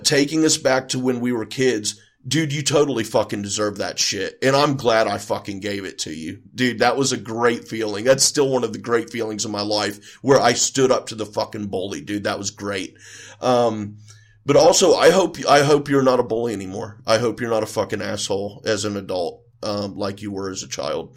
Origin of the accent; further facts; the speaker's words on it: Houston, Texas, United States; moved away; also born or lived in Ohio; I was raised in Texas for the first part of my life, born in Ohio, raised in North Houston for the first little bit of my life.